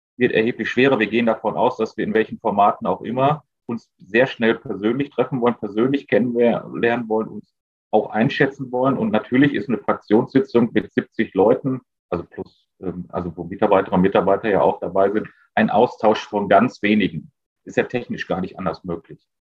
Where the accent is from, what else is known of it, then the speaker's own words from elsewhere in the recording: Essen, North Rhine-Westphalia, Germany; als Essener